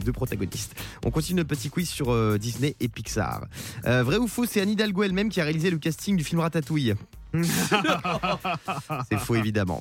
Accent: Bas-Rhin, Grand Est, France; also born or lived in Nice; moi, je suis du Bas-Rhin

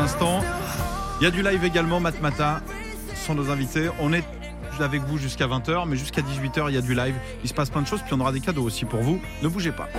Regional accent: Vendée, Pays de la Loire, France; je suis de Vendée

